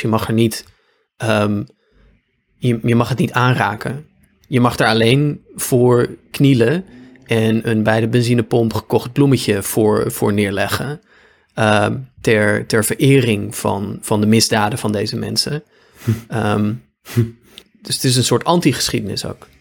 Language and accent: Dutch; Apeldoorn, Gelderland, Netherlands; de gemeente waar ik ben opgegroeid, Apeldoorn